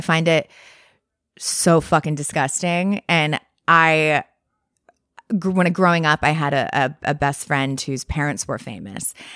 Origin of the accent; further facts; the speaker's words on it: Westport, Connecticut, United States; moved away; also born or lived in Montclair, New Jersey; I grew up in Westport, Connecticut.